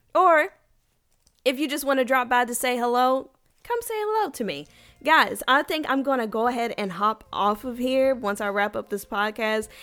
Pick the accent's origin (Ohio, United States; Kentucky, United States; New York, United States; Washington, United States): Kentucky, United States; now in Texas, United States; I am from Kentucky. I currently live in Texas